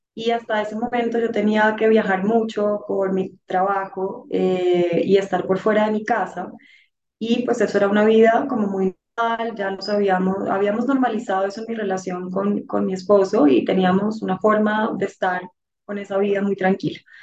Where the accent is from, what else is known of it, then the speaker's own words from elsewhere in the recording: Bogotá, Colombia; la mayor de cuatro hermanos, de una familia muy bonita a la que pertenezco, bogotana